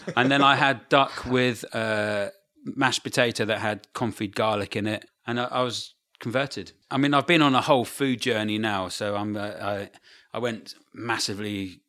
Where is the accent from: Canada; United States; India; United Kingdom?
United Kingdom; Brighton, South East England